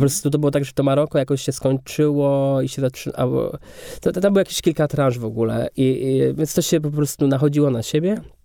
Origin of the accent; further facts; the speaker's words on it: Kędzierzyn-Koźle, Opole Voivodeship, Poland; moved away; also born or lived in Katowice; do Kędzierzyna Koźla, gdzie ja się wychowywałem.